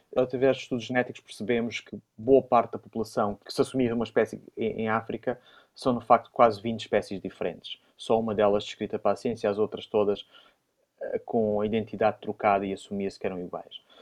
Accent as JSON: {"language": "Portuguese", "town": "Évora", "region": "Alentejo", "country": "Portugal", "tie": "born or raised there", "moved": "yes", "lives_now": "Porto, Portugal", "said": "de Évora, da minha cidade natal"}